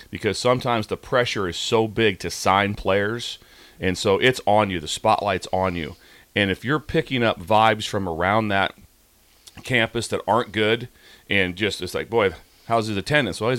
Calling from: Florida, United States; uh, Florida.

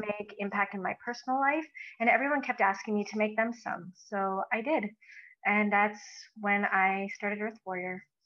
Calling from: Edmonton, Alberta, Canada; I'm calling in from Edmonton, Alberta.

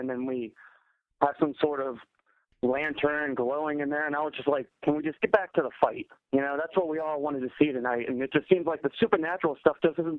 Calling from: Maryland, United States; from Maryland.

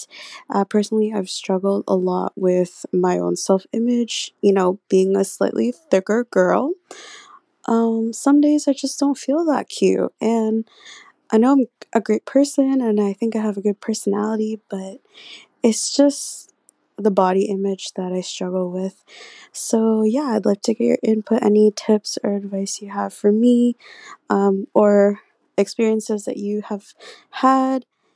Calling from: Vancouver, British Columbia, Canada; I'm calling from Vancouver, BC

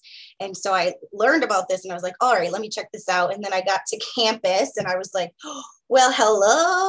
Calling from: United States; I am calling in from the Piscataway lands.

